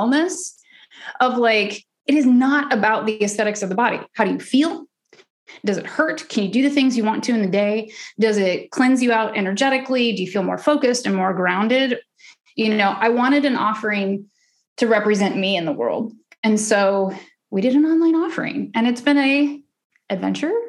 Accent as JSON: {"language": "English", "region": "Oklahoma", "country": "United States", "tie": "born or raised there", "said": "I'm from the South. I'm from Oklahoma, raised, you know, super religious"}